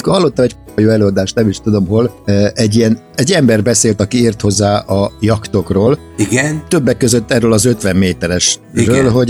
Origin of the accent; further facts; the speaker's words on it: Hungary; én nagyon szégyelem magam, hogy magyar vagyok. Tehát, hogy ide születtem